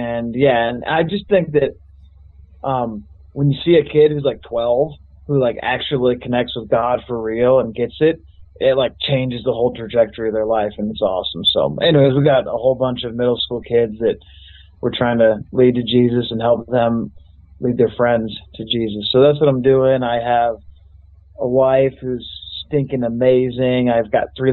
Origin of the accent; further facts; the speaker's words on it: Colorado, United States; I grew up in Colorado